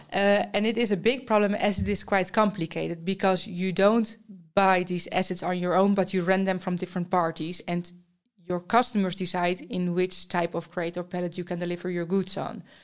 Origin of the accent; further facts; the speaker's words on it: Netherlands; I'm from the Netherlands.